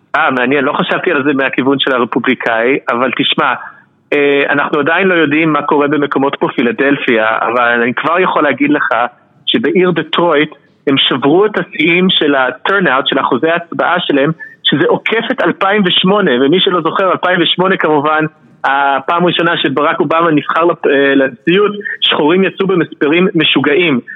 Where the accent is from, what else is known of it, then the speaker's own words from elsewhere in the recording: Philadelphia, Pennsylvania, United States; also born or lived in Bucks County, Pennsylvania; אני גדלתי בפילדלפיה אבל אחרי זה עברנו לבקס קאונטי שזה איזה פרבר מאוד לבן מחוץ לפנסילבניה